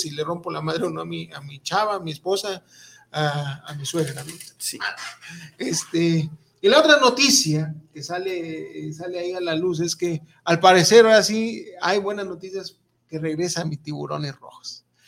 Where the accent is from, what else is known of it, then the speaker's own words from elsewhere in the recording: Mexico; somos mexicanos